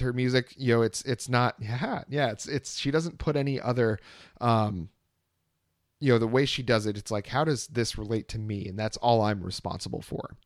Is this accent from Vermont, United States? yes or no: yes; Vermont, United States; now in Austin, Texas, United States; nowhere is like Vermont, nowhere is like growing up in Vermont